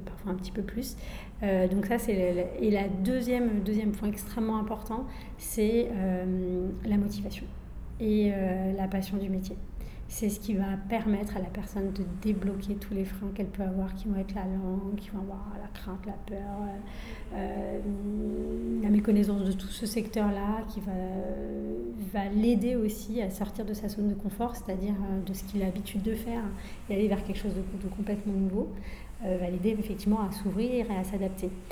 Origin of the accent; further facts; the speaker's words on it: France; Je suis moi-même issue d'immigration, je suis née en France